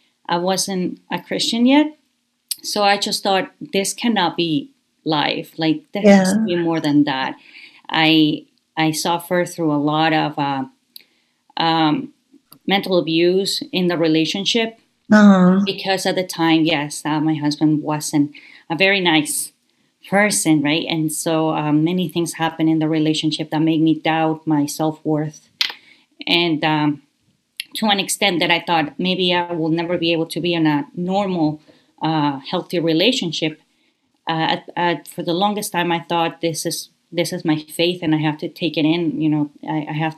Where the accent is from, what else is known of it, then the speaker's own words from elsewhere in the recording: Guayaquil, Guayas, Ecuador; moved away as an adult; also born or lived in Canada; I was born in Guayaquil, Ecuador